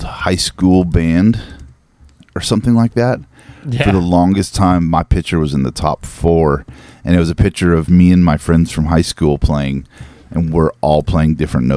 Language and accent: English; Northern California, United States; I'm from Northern California